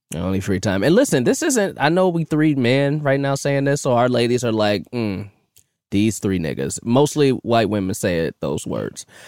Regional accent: Chicago, Illinois, United States; I'm from Chicago

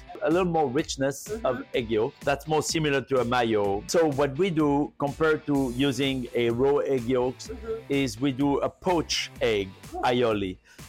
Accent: a region near Lyon, Auvergne-Rhône-Alpes, France; moved away; My cooking journey began in Lyon, where I started cooking at 14 and never looked back. I grew up in a very soulful region for food in France

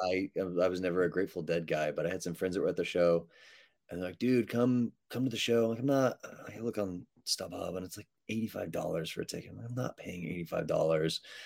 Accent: Texas, United States; I'm from Texas

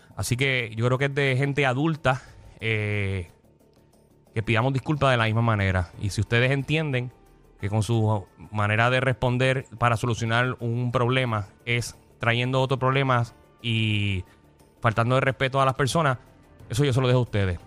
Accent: Puerto Rico; Porque yo soy puertorriqueño y Alejandro también.

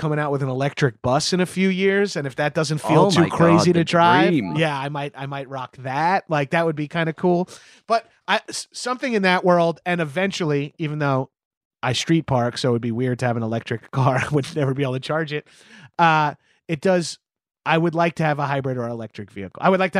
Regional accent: Long Island, New York, United States; I'm from Long Island, New York.

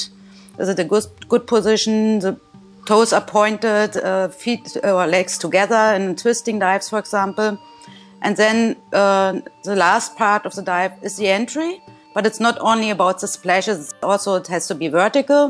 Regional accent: Germany; from Germany, and I'm a former diver.

